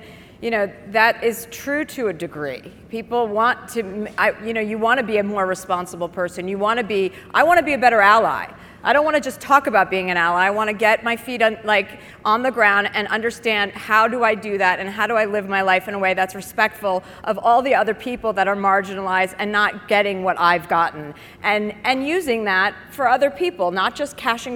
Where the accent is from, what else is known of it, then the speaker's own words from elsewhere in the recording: Livingston, New Jersey, United States; moved away; also born or lived in Brentwood / Bel Air; I grew up in Livingston, New Jersey